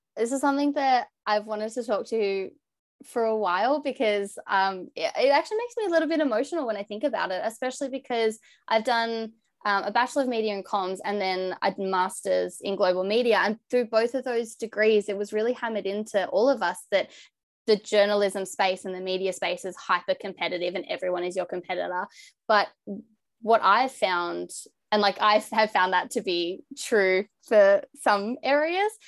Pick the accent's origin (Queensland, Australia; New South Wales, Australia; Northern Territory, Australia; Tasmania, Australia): New South Wales, Australia; Bathurst; moved away; also born or lived in Victoria; I grew up in New South Wales